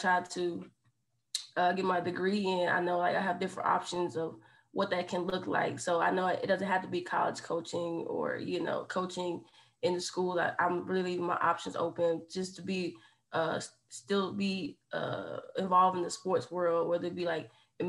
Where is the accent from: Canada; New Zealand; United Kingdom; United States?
United States; Hopkins, South Carolina; moved away as an adult; now in Lexington, United States; I'm from Hopkins, South Carolina